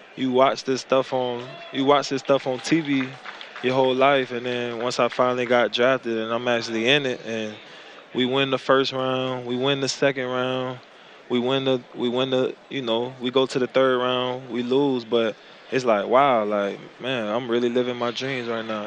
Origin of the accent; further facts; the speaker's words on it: Tampa, Florida, United States; moved away as an adult; I'm from Tampa.